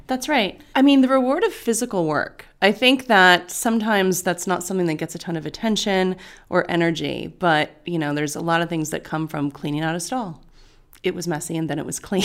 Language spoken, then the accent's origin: English; Bay Area, California, United States; now in Los Angeles, United States; I was born in the Bay Area